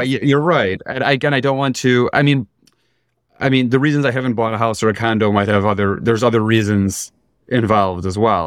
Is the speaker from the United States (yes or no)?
yes; Chicago, Illinois, United States; moved away as an adult; I grew up in Chicago